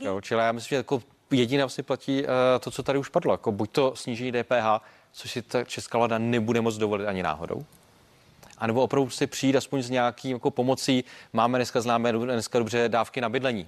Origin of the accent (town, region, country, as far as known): Czechia